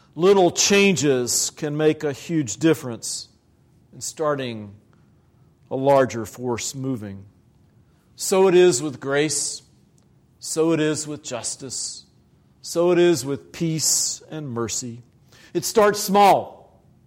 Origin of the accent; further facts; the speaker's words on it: Virginia, United States; moved away; in the black church in Virginia. in my home state